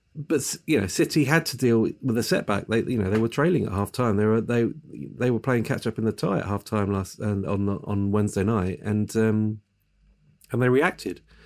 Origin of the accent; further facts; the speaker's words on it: England, United Kingdom; as an Englishman